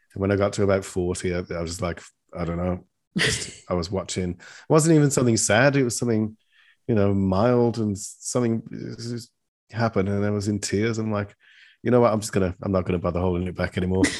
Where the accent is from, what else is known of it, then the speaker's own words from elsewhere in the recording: England, United Kingdom; accent: British; an English person